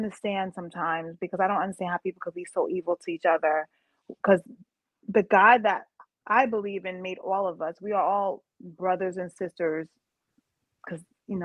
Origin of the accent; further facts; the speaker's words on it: New York City, New York, United States; I'm from Brooklyn.